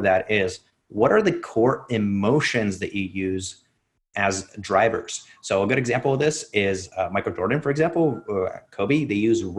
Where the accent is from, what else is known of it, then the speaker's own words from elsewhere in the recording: Russia; I grew up in Russia